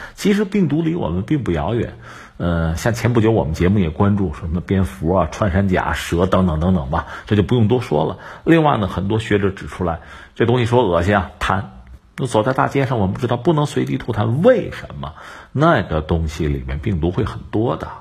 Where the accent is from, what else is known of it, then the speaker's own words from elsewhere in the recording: China; 让我们中国人听起来其实是温暖的